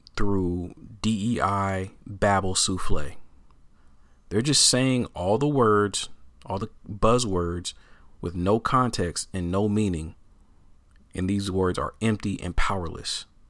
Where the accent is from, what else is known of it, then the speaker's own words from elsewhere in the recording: Portland, Oregon, United States; I am born and raised in Portland, Oregon, all right? Uh, it's my hometown, uh, and I'm still here